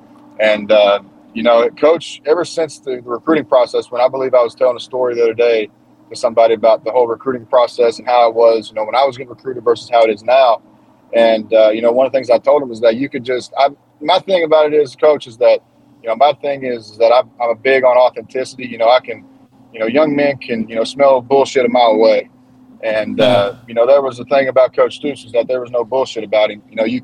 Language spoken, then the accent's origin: English; Appalachia, United States; growing up in Appalachia, especially in my region, you know, you hardly saw any black people.